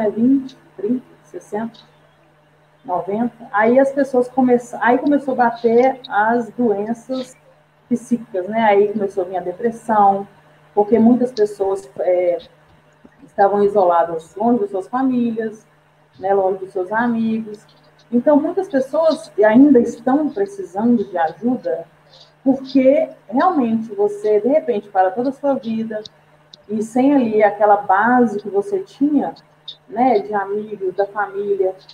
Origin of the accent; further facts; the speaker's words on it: Belo Horizonte, Minas Gerais, Brazil; Sou aqui de Belo Horizonte. Opa! Né? Minha cidade que eu amo, maravilhosa.